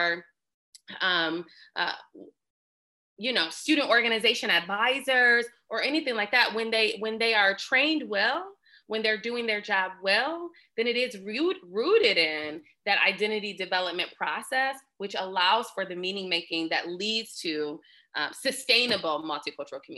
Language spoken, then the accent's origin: English; Lansing, Michigan, United States; I'm from Lansing